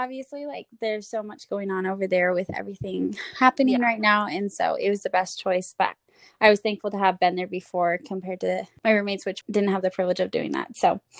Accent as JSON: {"language": "English", "area": "near Sacramento", "region": "Northern California", "country": "United States", "tie": "born or raised there", "said": "I was born in NorCal, so home of Sacramento. I live just like a little above Sacramento. I was born in a Christian home"}